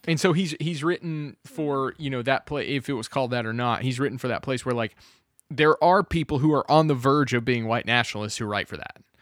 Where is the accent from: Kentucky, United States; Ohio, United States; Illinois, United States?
Kentucky, United States; we grew up in Kentucky